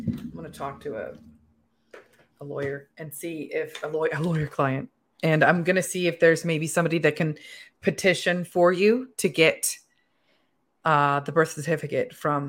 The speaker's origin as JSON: {"language": "English", "country": "United States", "said": "There are certain privileges that definitely come from being born in America, because as an American, we are allowed to travel to a lot of different countries."}